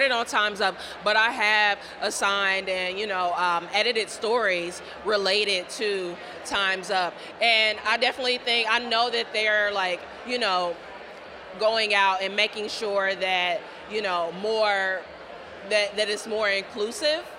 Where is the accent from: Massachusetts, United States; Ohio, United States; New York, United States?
Ohio, United States; I'm from Ohio originally, so it's an eight-hour commute.